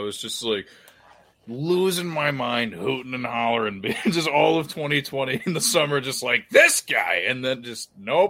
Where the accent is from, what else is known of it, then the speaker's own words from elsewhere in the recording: Western Maryland, United States; I am from out a little bit more closer to West Virginia.